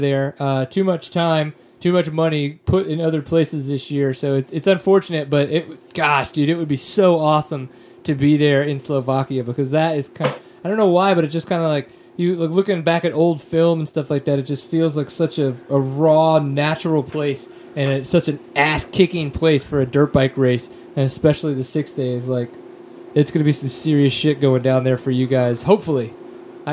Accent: United States; accent: American; an American like myself

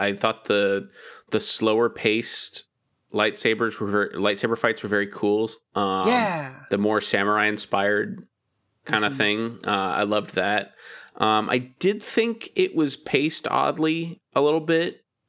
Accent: California, United States; Maybe it's because I'm from Southern California, but like

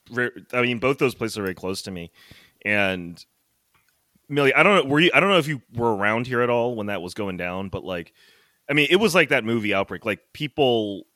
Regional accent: New York City, New York, United States; even as a New Yorker, even as someone who lives here

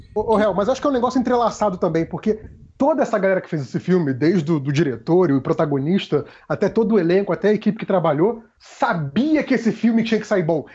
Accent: Brazil; eu que sou um branco brasileiro

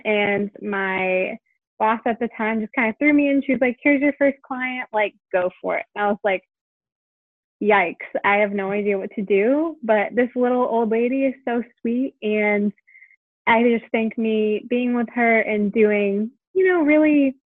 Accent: Connecticut, United States; I grew up in Connecticut

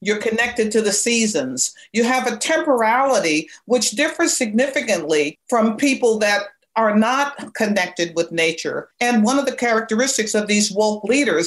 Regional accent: Bedford, Massachusetts, United States; I grew up in Bedford, Massachusetts, on a pig farm

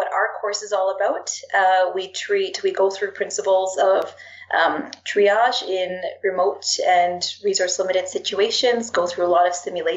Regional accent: Canada; being Canadian

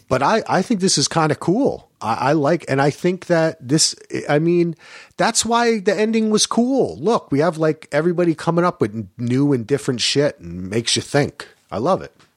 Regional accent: New Jersey, United States; I grew up in Jersey

